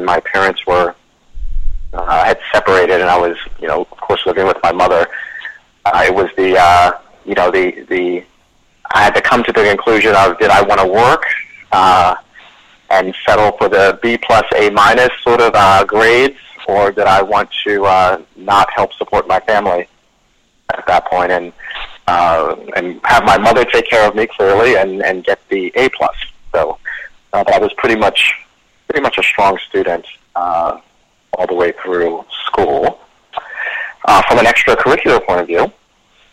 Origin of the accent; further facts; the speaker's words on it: Baltimore, Maryland, United States; In sort of the east side of Baltimore